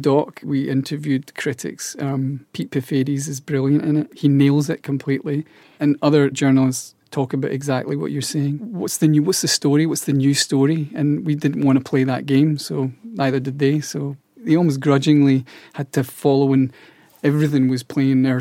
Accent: Scotland, United Kingdom; being Scottish, people are quite light-hearted there, and we have this lightness about us

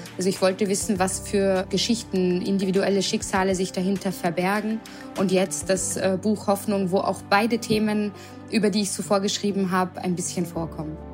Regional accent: Vienna, Austria; moved away as an adult; also born or lived in Germany / Berlin; now in Mainz, Germany; weil ich auch gebürtige Wienerin bin

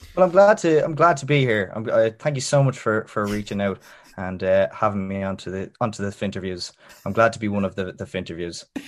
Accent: Dublin, Leinster, Ireland; I'm from I'm from North North Dublin, um, the Navan Road, um, and grew up there

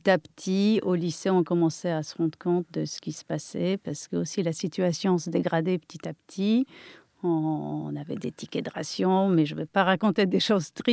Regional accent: near Kraków, Lesser Poland, Poland; accent: Polish; French is a second language; moved away as an adult; now in France; polonaise, euh, née en Pologne, euh, et je suis restée là-bas jusqu'à l'âge de 21 ans. C'était où en Pologne C'était dans le sud de la Pologne, pas loin de Cracovie, un peu vers les petites montagnes. Euh, j'ai vécu dans un pays communiste

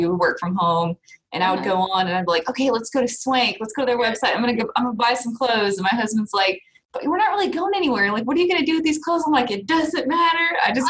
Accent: Piedmont, Alabama, United States; I'm not really from Calhoun County. Just some quick background on me. You know, I graduated from Piedmont in 2010

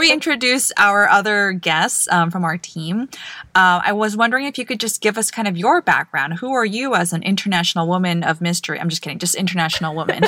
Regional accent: Guam; I grew up on Guam

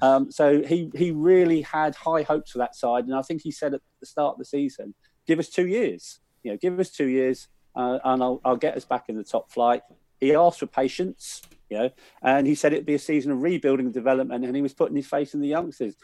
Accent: Willesden, London, United Kingdom; grew up in Wills then, so I was surrounded by Q P R fans

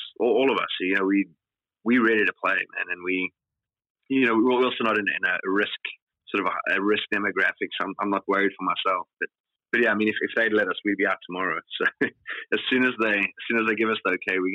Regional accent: South Africa; growing up in South Africa, you know, culturally

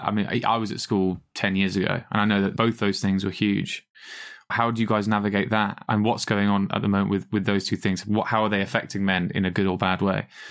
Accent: England, United Kingdom; two British slash English people

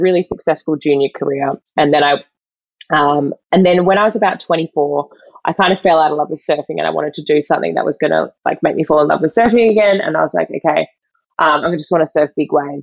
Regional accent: Western Australia, Australia; I'm originally from Western Australia. I live back here now

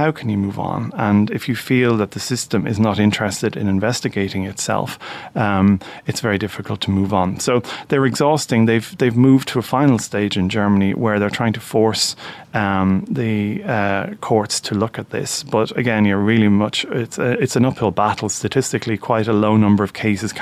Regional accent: Ireland; we as Irish people

